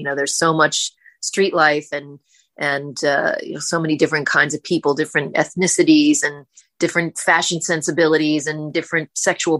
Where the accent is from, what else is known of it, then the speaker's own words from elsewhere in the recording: Kentucky, United States; now in New York City, United States; I was born in Kentucky, so born and raised there.